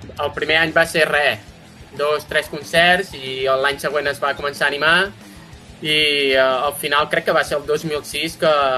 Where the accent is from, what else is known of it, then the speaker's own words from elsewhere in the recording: Osona, Catalonia, Spain; som tots d'Osona, majoritàriament